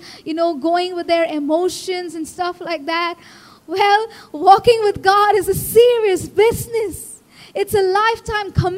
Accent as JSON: {"language": "English", "country": "India", "tie": "born or raised there", "said": "As an Indian kid"}